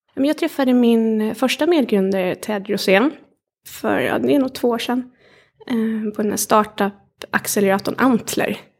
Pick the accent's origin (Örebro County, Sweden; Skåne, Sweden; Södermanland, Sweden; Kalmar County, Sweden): Kalmar County, Sweden; Kalmar; jag har vuxit upp i, i Kalmar småstad